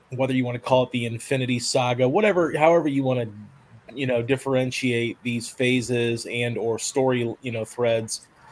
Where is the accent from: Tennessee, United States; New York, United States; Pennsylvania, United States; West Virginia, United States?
Tennessee, United States; my home state here of Tennessee. Now I obviously live in Tennessee